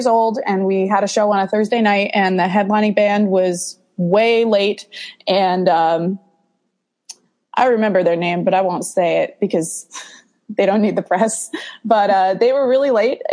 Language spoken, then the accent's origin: English; Danbury, Connecticut, United States; I'm from Danbury, Connecticut. So we had this teeny little club in our city